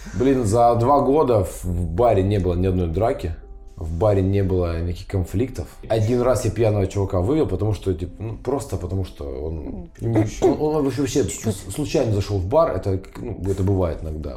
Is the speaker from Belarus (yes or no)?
no; Ukraine; now in Kazan, Russia; я украинец